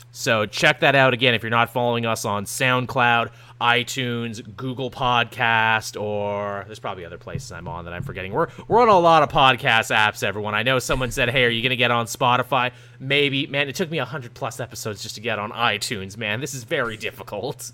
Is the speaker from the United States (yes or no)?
no; Canada; I'm Canadian